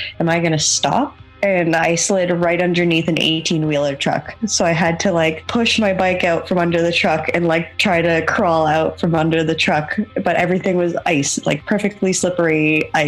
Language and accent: English; Toronto, Ontario, Canada; moved away as an adult; now in Galway, Ireland; I'm from Toronto, Canada